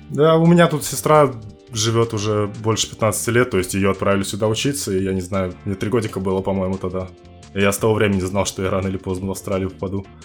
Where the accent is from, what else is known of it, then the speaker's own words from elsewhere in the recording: Uzbekistan; Я из Узбекистана.